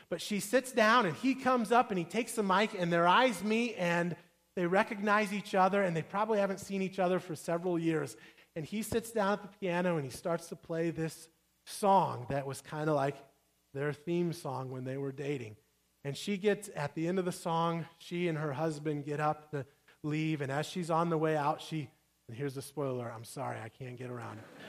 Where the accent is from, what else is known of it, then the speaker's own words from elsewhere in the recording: Midwest, United States; I grew up saying pop cans, I'm from the Midwest